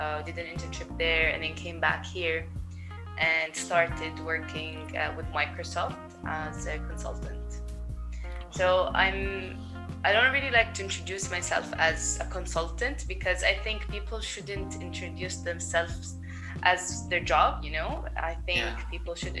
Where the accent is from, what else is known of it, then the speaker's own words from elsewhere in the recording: Jordan; also born or lived in Berlin, Germany; I've lived in Jordan my whole life. I was born here.